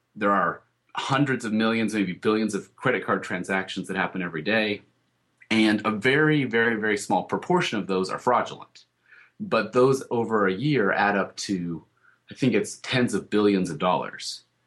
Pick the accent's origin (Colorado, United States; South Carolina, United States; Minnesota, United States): Colorado, United States; I grew up in Colorado